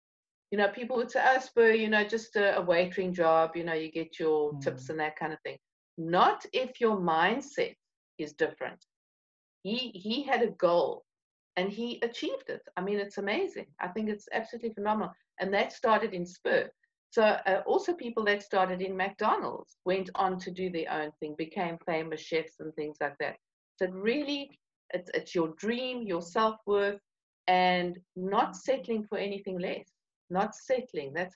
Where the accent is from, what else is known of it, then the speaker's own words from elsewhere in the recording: South Africa; being South African